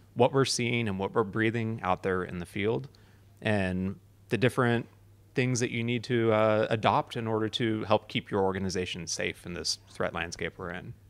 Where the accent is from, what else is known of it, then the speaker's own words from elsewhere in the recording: United States; So I'm obviously American